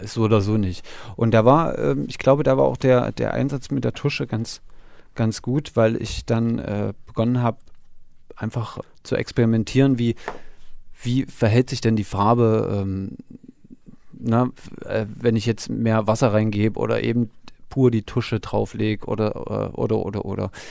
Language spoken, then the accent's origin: German; Gera, Thuringia, Germany; bei uns in Gera